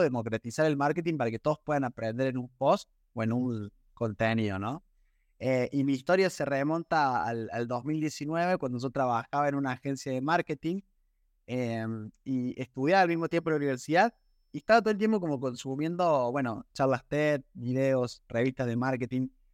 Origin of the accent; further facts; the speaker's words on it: Córdoba, Argentina; yo soy de Córdoba, nací en Córdoba